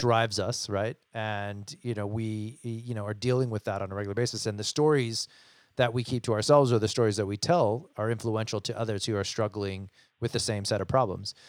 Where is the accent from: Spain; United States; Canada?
United States; I'm American